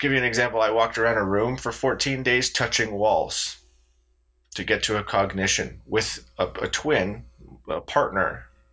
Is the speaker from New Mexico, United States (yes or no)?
yes; Pojoaque, New Mexico, United States; in my hometown of Pauaca, New Mexico.